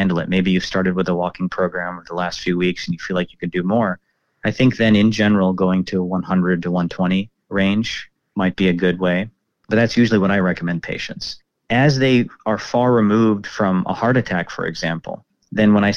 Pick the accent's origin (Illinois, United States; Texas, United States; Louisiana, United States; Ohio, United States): Texas, United States; Dallas; also born or lived in Plano; I grew up in Dallas and in the suburbs and in the Plano area